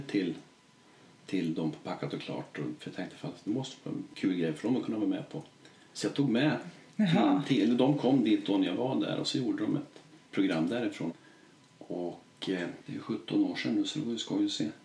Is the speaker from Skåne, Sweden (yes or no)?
no; Vemdalen, Jämtland, Sweden; jag är från Vemdalen och bor här